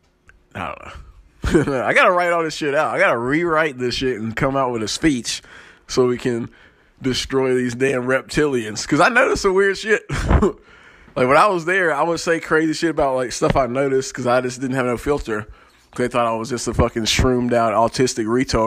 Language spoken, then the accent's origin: English; the South, United States; I come from the South, and we're country, we're Christian, we're anti-government